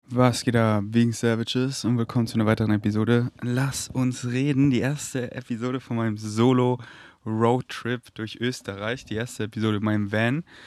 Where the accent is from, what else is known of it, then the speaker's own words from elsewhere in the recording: near Munich, Bavaria, Germany; in der Nähe von, oder in München zurück, in der Nähe, wo, wir, wo ich wohne, also wo ich aufgewachsen bin, wo ich mein Elternhaus habe